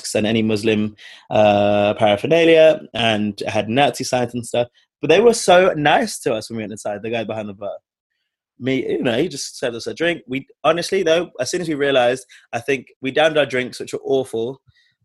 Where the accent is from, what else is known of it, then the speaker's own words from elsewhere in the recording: London, United Kingdom; we grew up in London